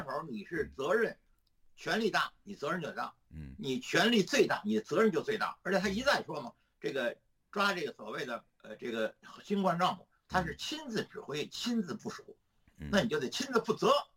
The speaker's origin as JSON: {"language": "Chinese", "country": "China", "said": "毛泽东一死，我们中国人就吃饱饭了"}